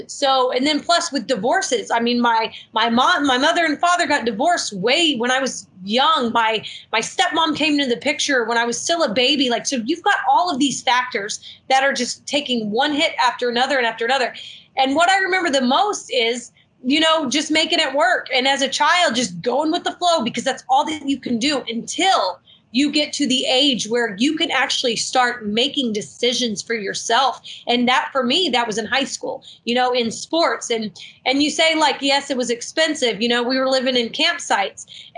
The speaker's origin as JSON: {"language": "English", "town": "Marietta", "region": "Georgia", "country": "United States", "tie": "born there", "said": "I was born near Marietta, and at a very young age."}